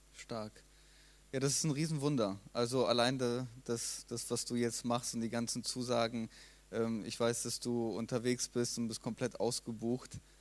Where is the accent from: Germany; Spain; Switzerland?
Germany; wir ja als Deutsche